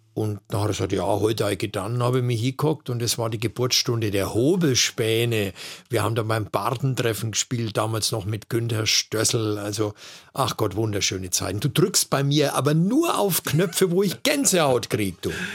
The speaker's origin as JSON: {"language": "German", "town": "Erlangen", "region": "Bavaria", "country": "Germany", "said": "Ich komme aus einem sehr, sehr interessanten kabarettistischen Pflaster, Erlangen"}